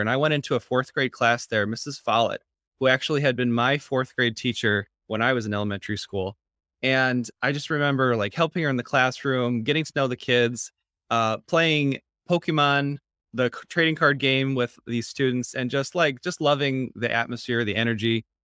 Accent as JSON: {"language": "English", "town": "East Grand Rapids", "region": "Michigan", "country": "United States", "tie": "born or raised there", "said": "I'm from Grand Rapids, Michigan, East Grand Rapids, and where my mom was a school social worker, um, and so I grew up in a household"}